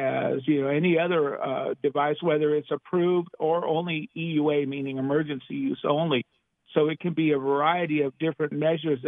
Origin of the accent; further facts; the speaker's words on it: Los Angeles, California, United States; I'm from Los Angeles, so it is indeed a pleasure to be back home